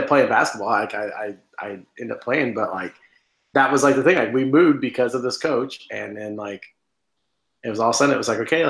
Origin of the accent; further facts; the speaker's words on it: Indiana, United States; I'm from Indiana, man.